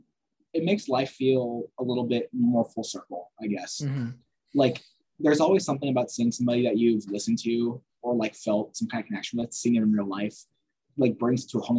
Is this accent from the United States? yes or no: yes; Temecula, California, United States; my hometown in Temecula.